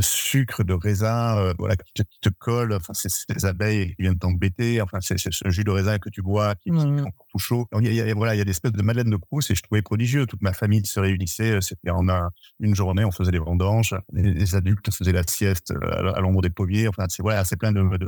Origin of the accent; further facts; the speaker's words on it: Bergerac area, Dordogne, Nouvelle-Aquitaine, France; je suis originaire de la région de Bergerac en Dordogne